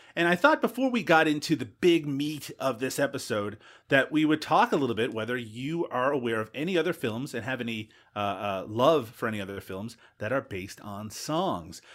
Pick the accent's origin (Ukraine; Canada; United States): Canada; Newfoundland and Labrador; I'm from Newfoundland